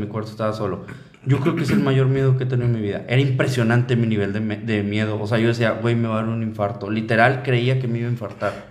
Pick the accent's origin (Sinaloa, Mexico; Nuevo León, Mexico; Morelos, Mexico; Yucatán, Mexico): Nuevo León, Mexico; Linares; yo que soy de Linares